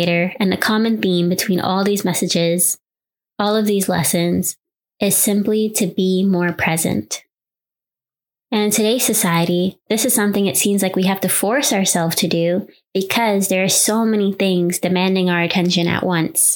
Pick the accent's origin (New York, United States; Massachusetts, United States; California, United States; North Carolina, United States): New York, United States; New York City; growing up in New York City, being on public transportation with no cell phone